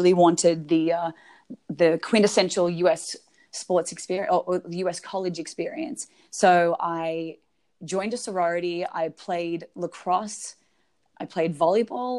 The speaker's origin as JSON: {"language": "English", "country": "Australia", "moved": "as an adult", "lives_now": "Phoenix, United States", "said": "I'm from Australia"}